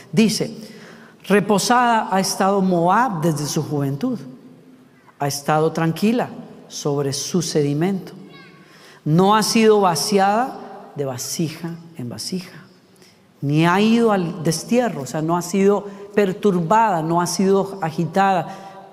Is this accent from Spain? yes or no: no; Costa Rica; yo soy de Costa Rica